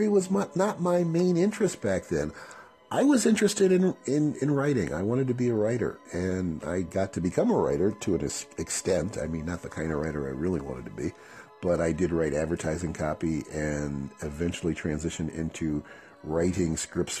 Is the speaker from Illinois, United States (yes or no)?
yes; Chicago, Illinois, United States; moved away as an adult; now in San Diego, United States; I'm from Chicago originally